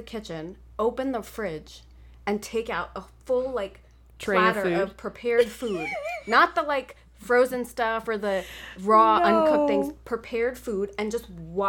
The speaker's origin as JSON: {"language": "English", "region": "New York", "country": "United States", "tie": "born or raised there", "said": "I have this weird, like, real aversion to nature from growing up in New York. But then I used to spend, like, summers in India"}